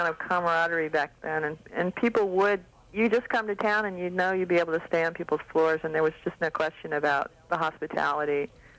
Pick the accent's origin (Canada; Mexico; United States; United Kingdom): United States; Oakland, California; I'm from Oakland.